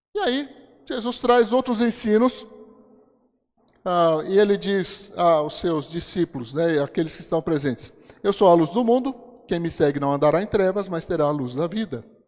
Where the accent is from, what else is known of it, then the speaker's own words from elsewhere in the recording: Brasília, Federal District, Brazil; nasci aqui. Quando eu era criança aqui em Brasília